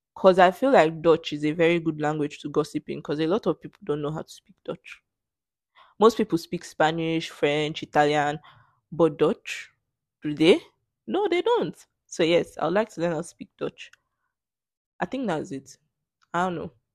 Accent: Nigeria; English as my native language, 'cause that's the lingua franca in this country

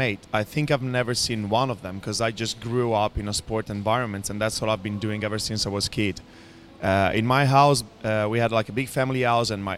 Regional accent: Rho, Lombardy, Italy; English is a second language; moved away as an adult; also born or lived in London / Bali, Indonesia; now in Dubai, United Arab Emirates; I'm from Ro, which is a little town just right outside Milano in Italy

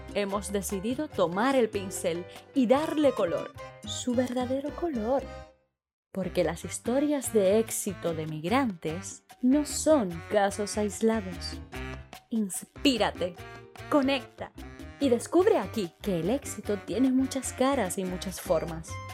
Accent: Havana, Cuba; moved away as an adult; also born or lived in United States; now in Spain; Yo nací en Cuba, en La Habana, en el municipio más poblado, que es 10 de octubre, en un barrio de toda la vida, toda la vida he vivido allí.

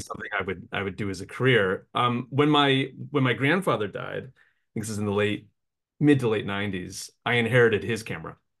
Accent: Appalachia, United States; I grew up in Appalachia

